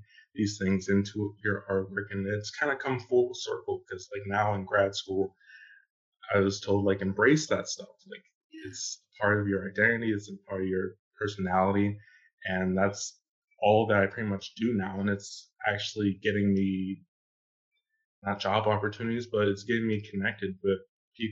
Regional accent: Pittsburgh, Pennsylvania, United States; moved away as an adult; now in Georgia, United States; I am from Pittsburgh, PA

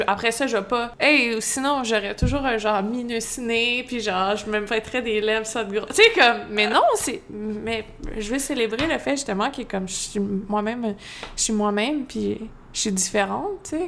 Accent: Magog, Quebec, Canada; Je suis née à Magog, plus spécifiquement Fleurimont

